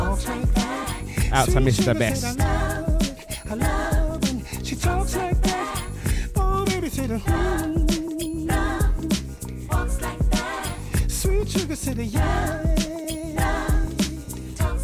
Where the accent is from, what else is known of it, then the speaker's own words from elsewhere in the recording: London, United Kingdom; growing up in East London